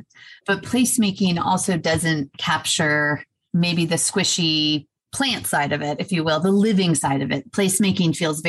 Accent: Los Angeles, California, United States; also born or lived in Atlanta; now in Serenbe, United States; I grew up in Los Angeles, so like tons of lights everywhere.

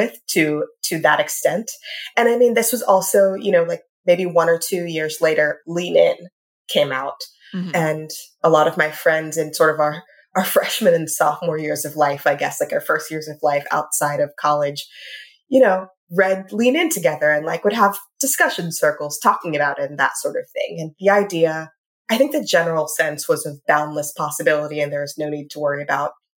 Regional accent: Richmond, Virginia, United States; I grew up in Richmond, Virginia

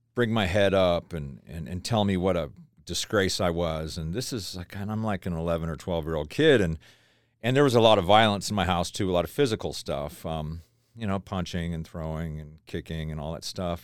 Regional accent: Tennessee, United States; moved away; also born or lived in Idaho; we grew up in the South as a little kid. I'm from Tennessee. I was born in Tennessee

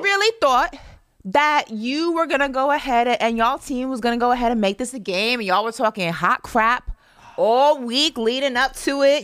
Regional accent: New York, United States; growing up in New York

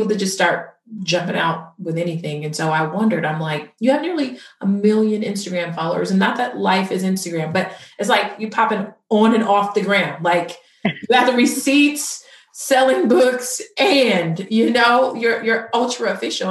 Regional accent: Inglewood, California, United States; I grew up in Inglewood

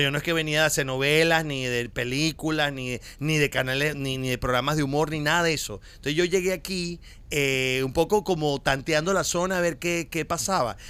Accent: Venezuela; moved away as an adult; now in Miami, United States

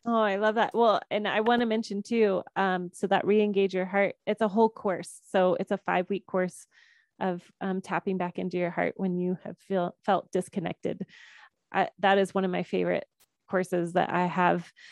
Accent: Georgia, United States; I grew up in Georgia

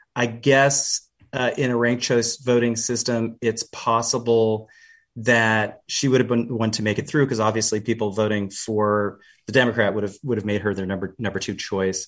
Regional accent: Canada; now in Seattle, United States; I'm Canadian, uh, born in Canada anyway, um, where the queen is actually known as our head of state.

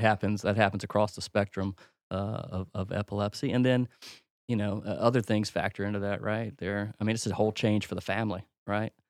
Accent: Mississippi, United States; moved away; a simple man from Mississippi

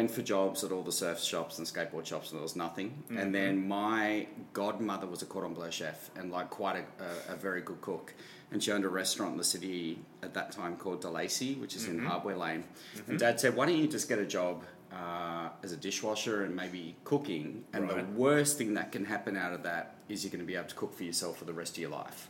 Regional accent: Melbourne, Victoria, Australia; But I grew up in Melbourne

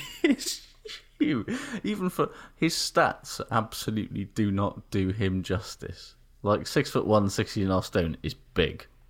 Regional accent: Wales, United Kingdom; made me feel weirdly kind of Here I see patriotic, because it was like, "Ooh, look at Wales from the air

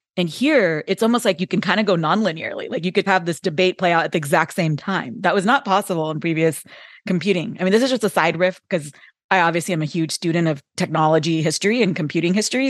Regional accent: Bay Area, California, United States; I grew up in the Bay Area as a kid, and so the heart of Silicon Valley

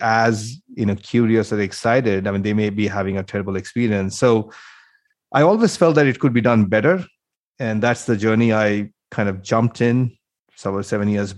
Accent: India; moved away as an adult; now in United States; I grew up in India, then I came to the US, did my master's, and then worked in the industry for about 10 years

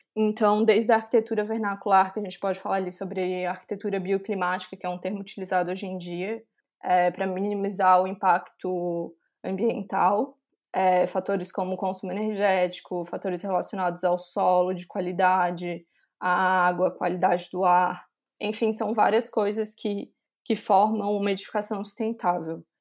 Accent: Florianópolis, Santa Catarina, Brazil; moved away as an adult; now in Milan, Italy; sou de Florianópolis, Santa Catarina

